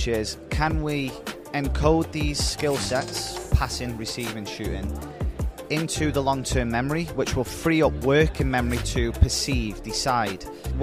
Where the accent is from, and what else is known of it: Stoke-on-Trent, West Midlands, United Kingdom; born or raised there; moved away as an adult; now in Albany, United States